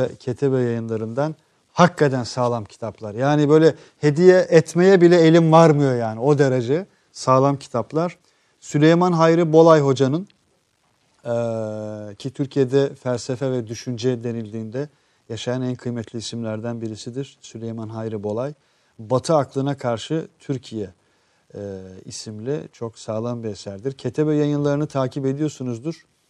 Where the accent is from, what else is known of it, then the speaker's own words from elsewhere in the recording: Kosovo; now in Turkey; evet Kosovalıyım